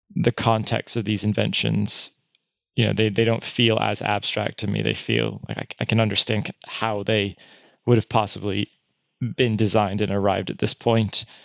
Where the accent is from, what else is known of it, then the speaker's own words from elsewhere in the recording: United States; moved away as an adult; my experience as an American